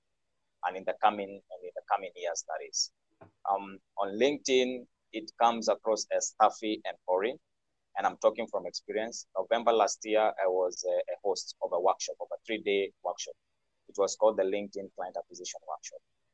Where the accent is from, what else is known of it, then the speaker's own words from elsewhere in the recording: Kenya; moved away; I'm from Kenya myself. Live based here.